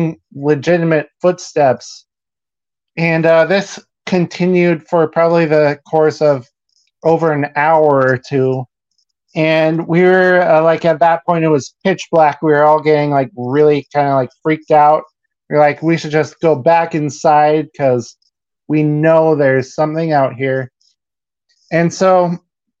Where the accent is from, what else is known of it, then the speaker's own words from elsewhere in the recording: Ashland, Oregon, United States; I was in the sixth grade. So I was probably like 11, 12 years old. And at the time, my family lived in Ashland, Oregon